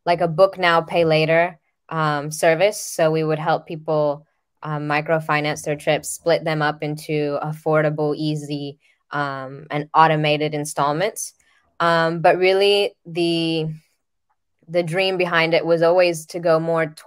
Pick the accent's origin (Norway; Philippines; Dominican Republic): Dominican Republic; I'm originally from the Dominican Republic